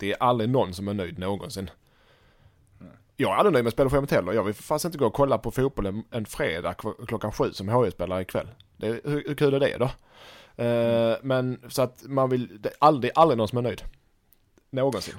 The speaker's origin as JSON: {"language": "Swedish", "country": "Sweden", "said": "Som svensk"}